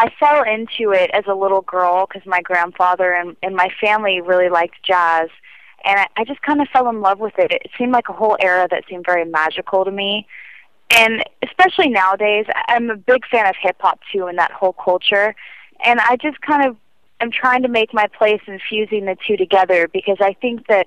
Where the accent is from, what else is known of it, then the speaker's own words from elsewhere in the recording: San Diego, California, United States; moved away; my hometown of San Diego